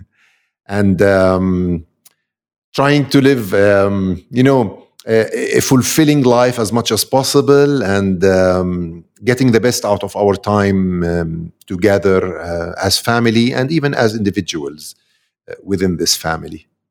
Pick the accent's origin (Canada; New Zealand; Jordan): Jordan; Amman, Amman Governorate; I'm from Amman, Jordan.